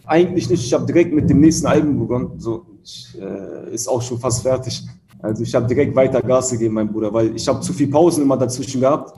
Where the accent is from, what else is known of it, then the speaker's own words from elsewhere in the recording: Hanover, Lower Saxony, Germany; moved away as an adult; now in Berlin, Germany; Hannover ist meine Heimatstadt